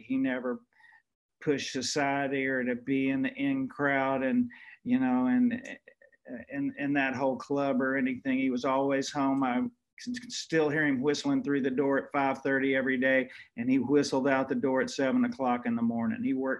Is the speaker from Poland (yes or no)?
no; Shreveport, Louisiana, United States; growing up in Shreveport